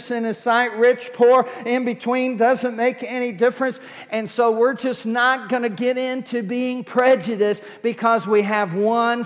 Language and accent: English; United States; I'm American